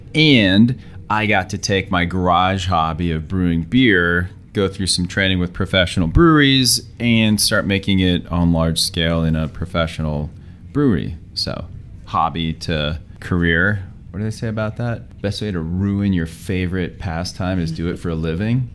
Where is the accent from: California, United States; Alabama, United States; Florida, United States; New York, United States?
California, United States; Los Angeles; now in Aurora, United States; I'm originally from Los Angeles, all my relatives are in Mexico